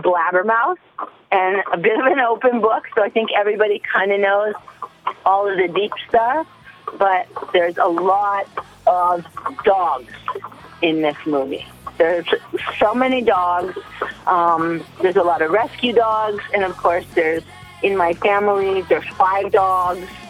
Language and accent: English; Canada; I'm Canadian and I'm such a proud little Canadian